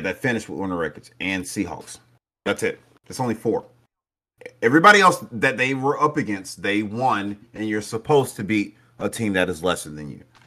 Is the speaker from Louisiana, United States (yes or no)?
no; Brunswick, Georgia, United States; I'm from Brunswick